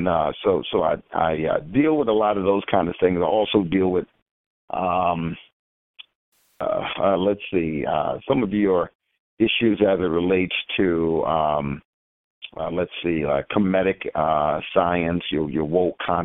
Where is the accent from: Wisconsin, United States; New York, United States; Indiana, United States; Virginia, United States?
New York, United States; New York City; now in Atlanta, United States; I am originally from Queens, New York